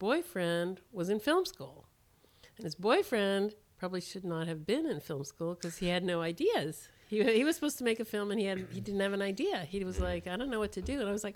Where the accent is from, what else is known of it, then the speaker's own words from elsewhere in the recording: Berkeley, California, United States; I grew up in Berkeley